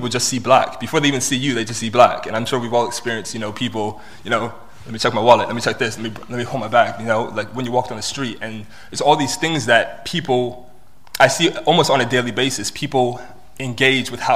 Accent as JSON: {"language": "English", "town": "Washington", "region": "District of Columbia", "country": "United States", "tie": "born or raised there", "also_born_or_lived": "Bristol", "moved": "as an adult", "lives_now": "United Kingdom", "said": "I was born in Bristol, but I was raised in Washington, D.C. So I'm British American."}